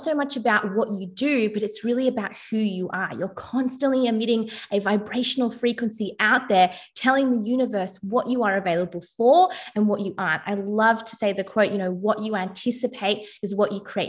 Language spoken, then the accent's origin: English; Melbourne, Victoria, Australia; I'm from Melbourne, Australia